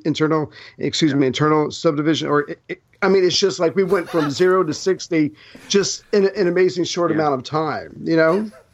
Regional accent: United States; as an American

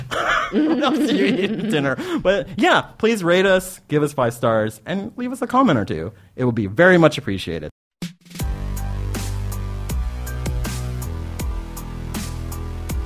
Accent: San Antonio, Texas, United States; I grew up in San Antonio

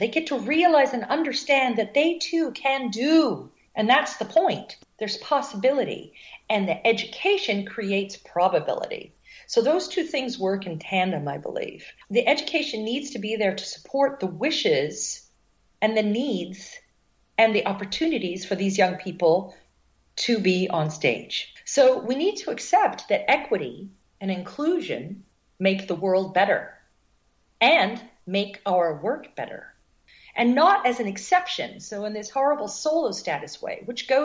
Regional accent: United States; Being an American choreographer

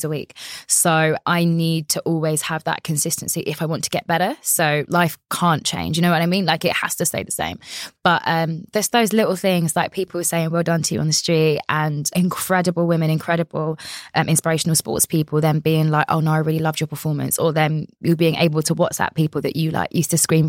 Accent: London, United Kingdom; I grew up in Orpington in the Borough of Bromley, which is in London

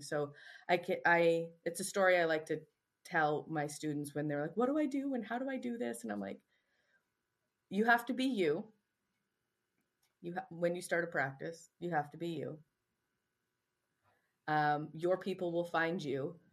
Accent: Canada; moved away; I'm also Canadian

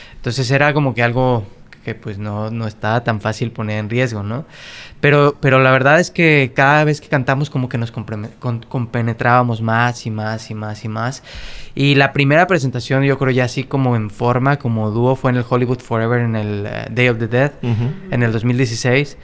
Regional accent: Mexico; now in Los Angeles, United States; estas historias y estas leyendas con las que crecimos como mexicanos

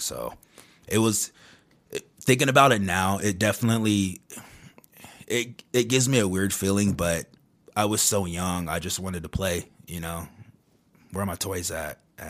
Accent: San Diego, California, United States; also born or lived in Kentucky; I was born in Kentucky, so I lived there till I was about 7. And then my dad won the custody battle, so me and my sister. That's how I got to San Diego, California, because that's where my dad lived.

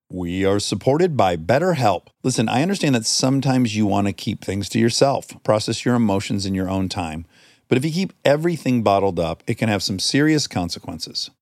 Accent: Milford, Michigan, United States; moved away; I grew up in Michigan

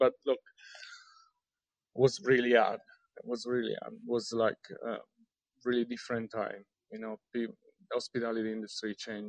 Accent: Rome, Lazio, Italy; Sydney was another metropolis, I'm from Rome. Rome obviously has a lot of history, but, I've been traveling around the world.

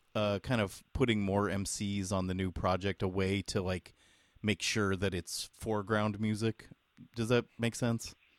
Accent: San Jose, California, United States; we're from San Jose, California, which is kind of a lesser known city

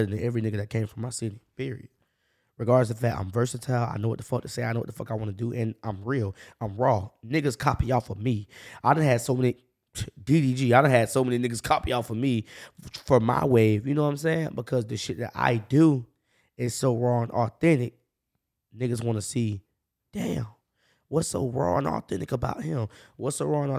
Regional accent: Jacksonville, Florida, United States; I grew up on the north side

